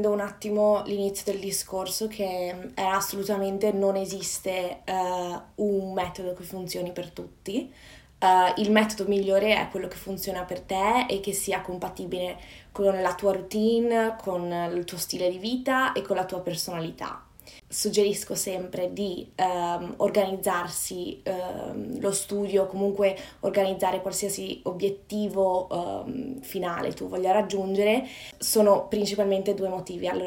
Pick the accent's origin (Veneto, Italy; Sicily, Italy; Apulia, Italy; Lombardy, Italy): Veneto, Italy; Padua; moved away as an adult; now in London, United Kingdom; sono nata e cresciuta a Padova, nel Veneto, nel nord Italia, e però da quasi 5 anni vivo e lavoro